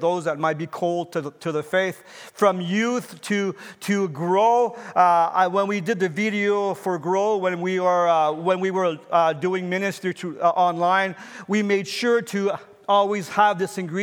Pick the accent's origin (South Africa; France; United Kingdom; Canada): Canada; as a citizen and as a Canadian